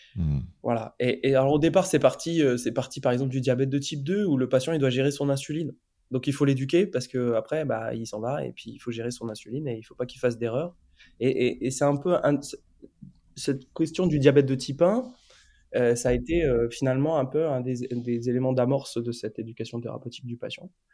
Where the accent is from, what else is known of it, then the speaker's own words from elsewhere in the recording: France; also born or lived in India; on est des Français, parce qu'on est trois Français quand même